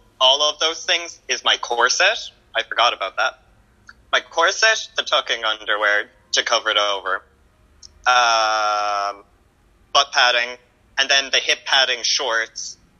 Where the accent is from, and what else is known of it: Ireland